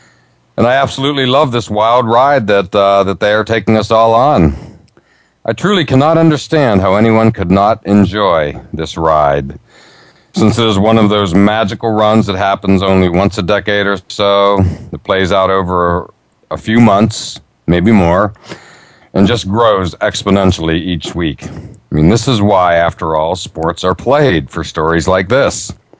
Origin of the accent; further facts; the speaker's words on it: Altoona, Pennsylvania, United States; moved away; also born or lived in Florida / Northeast US; my hometown of Altoona, Pennsylvania.